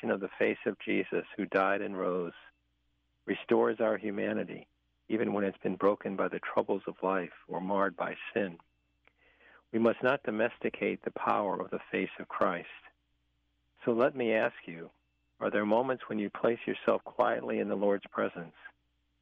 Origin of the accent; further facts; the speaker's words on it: Richmond, Virginia, United States; growing up in St. Paul's Parish, in north side of Richmond, Virginia, where I'm from